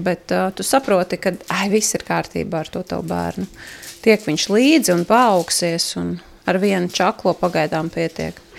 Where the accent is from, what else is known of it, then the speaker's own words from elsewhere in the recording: Riga, Latvia; moved away as an adult; also born or lived in Ropaži Municipality; now in Ropaži, Latvia; es esmu dzimusi augus Rīgā.